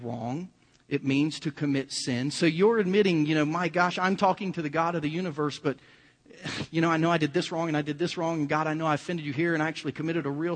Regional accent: Kansas City, United States; we're from Kansas City

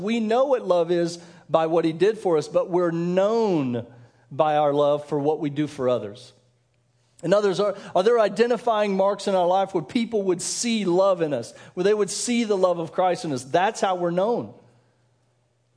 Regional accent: Denver, Colorado, United States; moved away as an adult; also born or lived in Kansas; I grew up in Denver, so I grew up during the years of Elway

